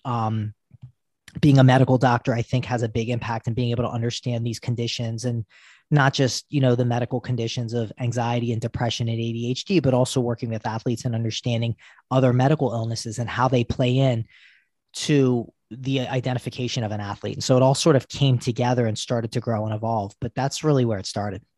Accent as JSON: {"language": "English", "town": "Baltimore", "region": "Maryland", "country": "United States", "tie": "born or raised there", "said": "I grew up in Baltimore"}